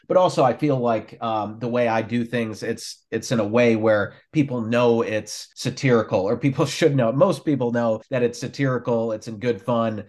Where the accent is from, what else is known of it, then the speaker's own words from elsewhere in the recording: Minnesota, United States; I grew up up there in Minnesota